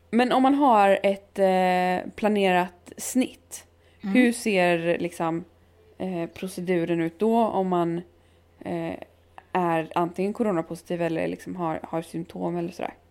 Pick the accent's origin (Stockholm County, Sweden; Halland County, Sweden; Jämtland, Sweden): Halland County, Sweden; Halmstad; i Halland, eller i Halmstad där jag kommer ifrån